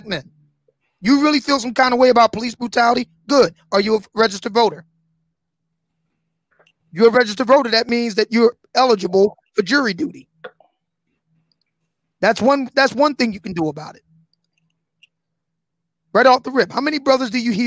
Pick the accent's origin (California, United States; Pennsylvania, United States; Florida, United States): Pennsylvania, United States; my home state of Pennsylvania